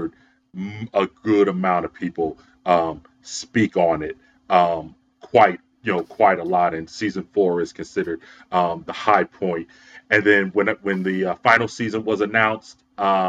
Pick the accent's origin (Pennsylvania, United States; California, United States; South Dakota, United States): Pennsylvania, United States; Philadelphia; born or raised there